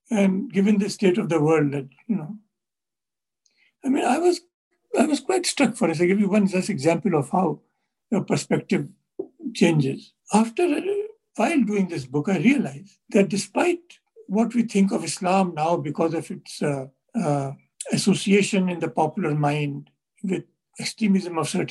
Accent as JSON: {"language": "English", "country": "India", "said": "Since we are both from India, we can use some terms which are current in India."}